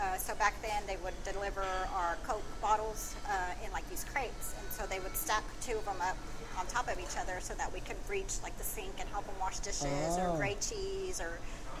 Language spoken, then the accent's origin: English; Waco, Texas, United States; also born or lived in San Marcos; I grew up in Waco, graduated from Riker.